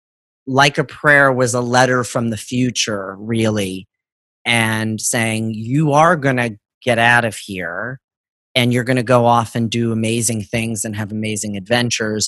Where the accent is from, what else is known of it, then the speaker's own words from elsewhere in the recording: Northeast Ohio, United States; I was Catholic and growing up in Northeast Ohio